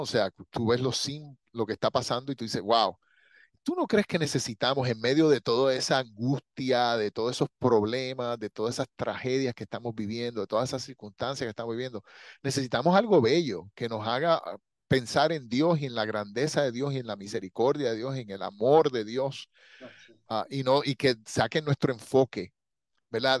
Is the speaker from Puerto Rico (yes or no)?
yes; Puerto Rico; yo soy puertorriqueño